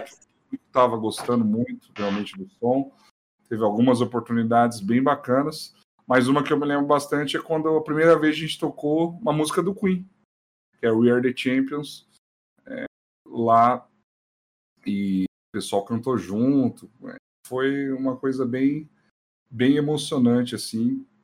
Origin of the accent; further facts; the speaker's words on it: São Paulo, Brazil; now in Campo Mourão, Brazil; Eu sou paulista, viu? Nascido ah. em São Paulo, capital.